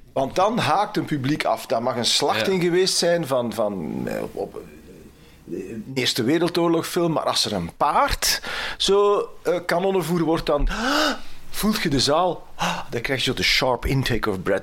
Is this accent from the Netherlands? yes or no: no; Temse, Flanders, Belgium; Ik ben van Temse, Oost-Vlaanderen